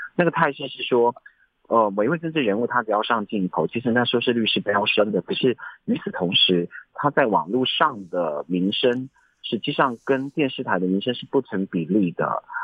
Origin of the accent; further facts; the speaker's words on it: Taiwan; moved away as an adult; 我是来自排湾族丽丽部落的